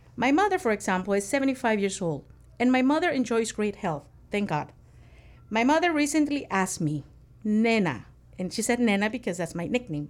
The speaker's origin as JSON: {"language": "English", "country": "Nicaragua", "tie": "born or raised there", "said": "growing up in Nicaragua"}